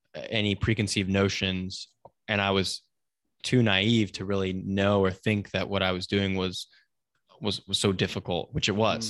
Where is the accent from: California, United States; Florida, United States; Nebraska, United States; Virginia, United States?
California, United States; Silicon Valley, Northern; I grew up in Northern California in Silicon Valley